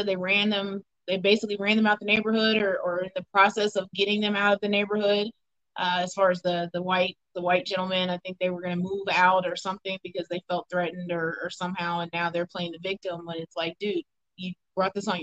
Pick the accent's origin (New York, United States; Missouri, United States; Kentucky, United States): Missouri, United States; Odessa; I am from a very small town here in Missouri. I'm from Odessa